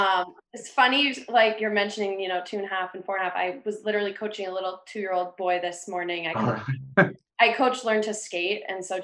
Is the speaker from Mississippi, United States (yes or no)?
no; Acton, Massachusetts, United States; also born or lived in Dedham / Somerville; I'm from Acton. So I'm actually outside Boston, but I went to Nobles in Dedham. And right now I'm in Somerville.